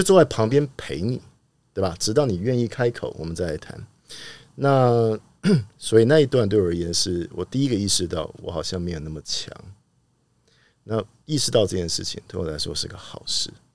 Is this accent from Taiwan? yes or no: yes; Taipei, Taiwan; 不过从小就在那边长大